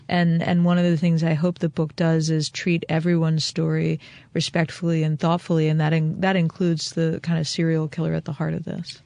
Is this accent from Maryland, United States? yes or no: yes; Eastern Shore of Maryland, United States; I was born and raised on the eastern shore of Maryland, and I live one county over from where my parents raised us.